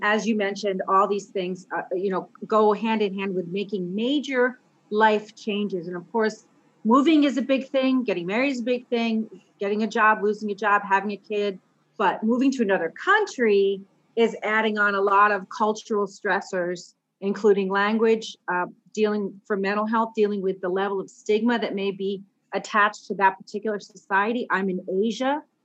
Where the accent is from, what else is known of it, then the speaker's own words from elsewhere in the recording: Mystic, Connecticut, United States; moved away as an adult; also born or lived in Chicago, Illinois; now in Singapore; I'm an American. I grew up in a little town called Mystic, Connecticut